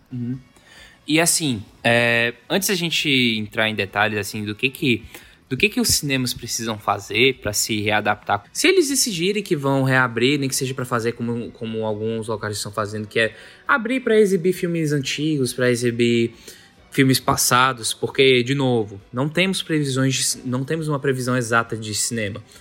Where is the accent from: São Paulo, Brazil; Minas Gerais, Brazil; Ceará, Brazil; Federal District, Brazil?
Ceará, Brazil; Fortaleza; Nós somos cearenses, nós somos de Fortaleza.